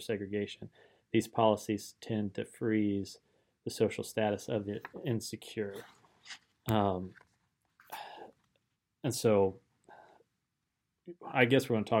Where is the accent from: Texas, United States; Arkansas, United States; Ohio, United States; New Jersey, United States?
Ohio, United States; Middletown; also born or lived in Kentucky; I'm from Middletown, Germantown